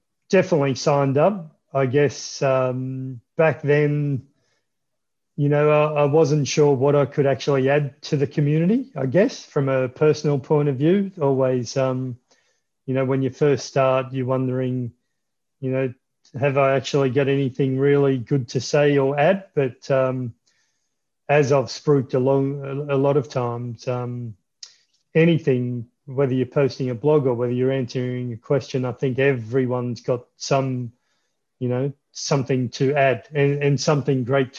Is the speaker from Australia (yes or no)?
yes; Melbourne, Victoria, Australia; Melbourne, Australia.